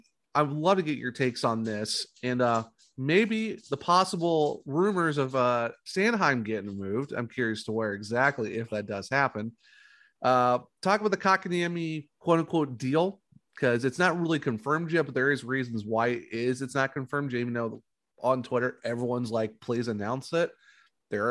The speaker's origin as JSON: {"language": "English", "region": "Northeast Ohio", "country": "United States", "moved": "yes", "said": "I'm from Northeast Ohio"}